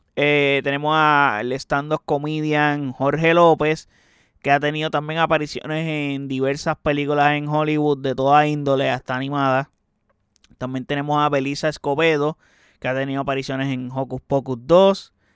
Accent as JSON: {"language": "Spanish", "country": "Puerto Rico", "said": "soy puertorriqueño"}